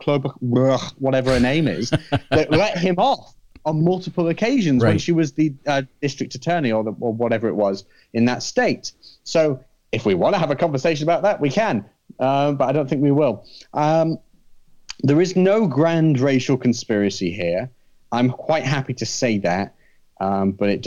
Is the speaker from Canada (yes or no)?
no; United Kingdom; moved away as an adult; now in United States; I'm a Brit